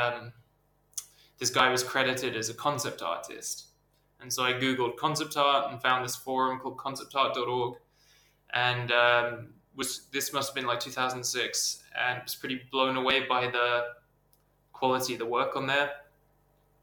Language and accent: English; England, United Kingdom; moved away as an adult; also born or lived in Borneo; now in Sweden; I'm from England. I grew up a bit. Some of my childhood was spent out in Southeast Asia, like my dad worked in Borneo, so I lived there for a few years when I was young, and moved back to the UK and kind of grew up and went to school there